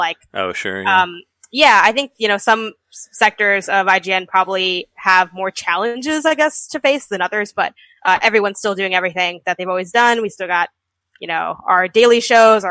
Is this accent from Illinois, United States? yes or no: yes; Chicago, Illinois, United States; moved away; also born or lived in California; my family lives in Chicago, and I was from Chicago originally.